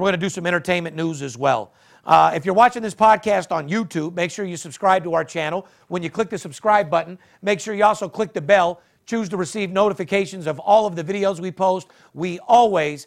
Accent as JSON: {"language": "English", "town": "Las Vegas", "region": "Nevada", "country": "United States", "tie": "born or raised there", "said": "I'm born and raised in Las Vegas, as you guys know. 45 years I've been here"}